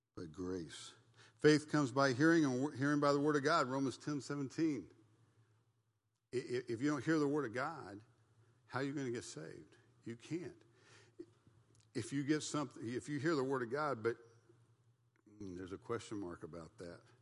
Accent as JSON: {"language": "English", "country": "United States", "said": "I thought I was a Christian because I was an American. And I, as an American, we're the Christian nation"}